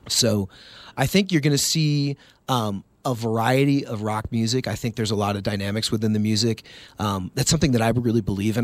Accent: Seattle, Washington, United States; moved away; also born or lived in El Paso, Texas; I grew up in Seattle, but El Paso is home

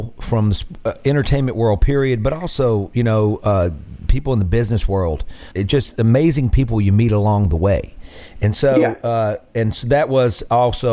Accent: Mississippi Delta, United States; growing up in the Delta

